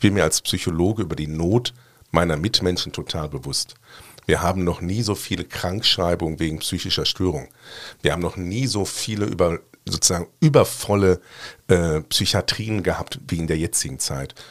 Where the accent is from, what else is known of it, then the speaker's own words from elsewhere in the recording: Ruhr area, North Rhine-Westphalia, Germany; now in Cologne, Germany; ich komme ursprünglich aus dem Ruhrgebiet